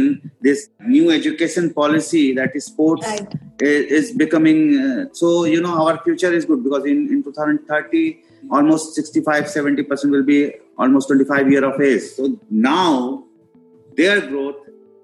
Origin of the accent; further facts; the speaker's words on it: India; as an Indian